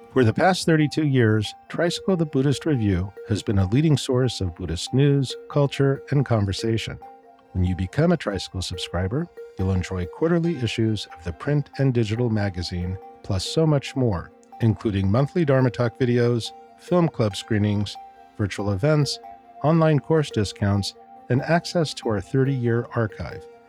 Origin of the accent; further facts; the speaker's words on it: California, United States; moved away; being a Californian myself originally